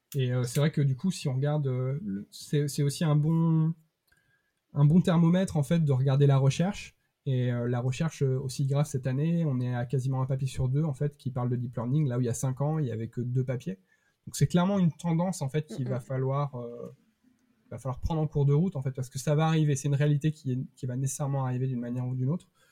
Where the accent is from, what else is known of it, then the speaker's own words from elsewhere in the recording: Bergerac, Nouvelle-Aquitaine, France; now in Rennes, France; je, viens du sud-ouest, je viens de Bergerac